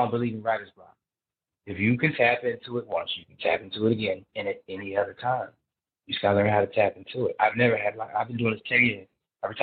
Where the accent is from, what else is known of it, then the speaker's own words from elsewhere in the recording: New Jersey, United States; I'm from Jersey